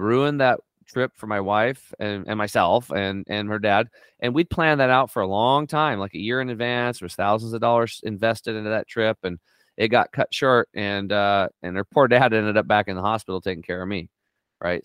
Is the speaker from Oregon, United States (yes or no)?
yes; Northeastern Oregon, United States; I grew up on Eastern Oregon, uh, Northeastern Oregon on a s, a small cattle and hay farm